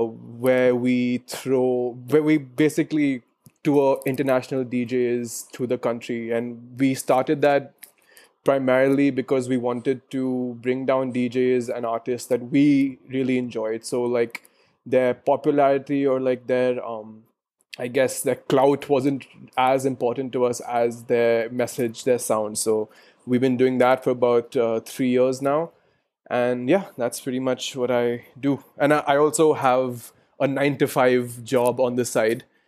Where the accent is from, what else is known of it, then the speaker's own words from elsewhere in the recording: Delhi, India; I live in Delhi. I was born in De- uh, I was born in Delhi